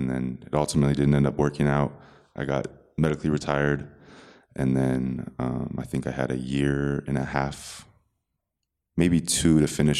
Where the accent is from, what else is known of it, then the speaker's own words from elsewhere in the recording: Bay Area, California, United States; moved away as an adult; also born or lived in Texas; I'm from California. It's kind of different places around, but mostly the Bay Area, NorCal.